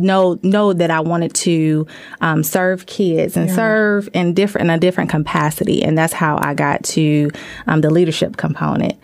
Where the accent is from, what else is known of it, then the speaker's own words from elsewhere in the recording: Huntersville, North Carolina, United States; I was raised in Huntersville, North Carolina